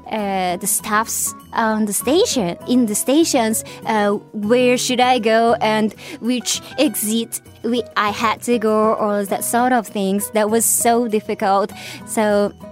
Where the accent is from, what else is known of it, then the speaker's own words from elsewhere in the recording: Hiroshima, Japan; English is a second language; the one thing, one culture shock uh, which I experienced in Tokyo when I came from Hiroshima is uh, there's so many uh, trains and subways